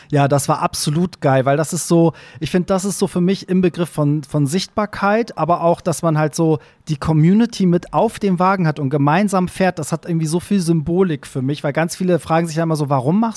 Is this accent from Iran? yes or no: yes; Iran; now in Germany; so, ich als Perser, weißt du so, mach einen Truck und fahre durch diese Stadt, während in meiner, in meiner Heimat würde man mich dafür öffentlich erschießen wahrscheinlich